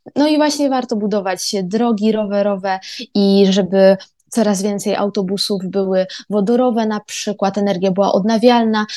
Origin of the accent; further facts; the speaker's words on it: Koszalin, West Pomeranian Voivodeship, Poland; moved away as an adult; also born or lived in Poznań; now in Stralsund, Germany; Pochodzę z Koszalina, a mieszkam ostatnie dwa lata w Poznaniu